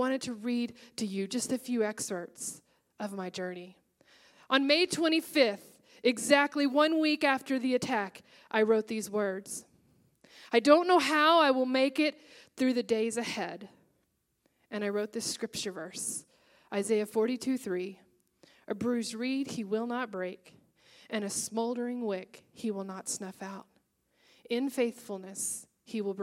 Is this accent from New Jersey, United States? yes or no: no; Texas, United States; moved away as an adult; now in Seattle, United States; I was up in Seattle, and I'm from Texas, and I had gone back to Texas for Thanksgiving